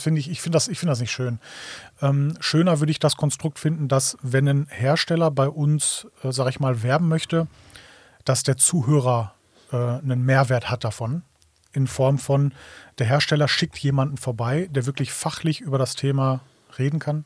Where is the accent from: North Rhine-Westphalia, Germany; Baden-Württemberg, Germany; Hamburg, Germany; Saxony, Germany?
North Rhine-Westphalia, Germany; Ruhr area; ich komme aus dem Ruhrgebiet